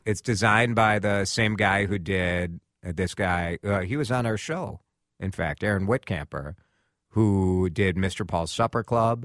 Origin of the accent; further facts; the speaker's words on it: Maple Grove, Minnesota, United States; my hometown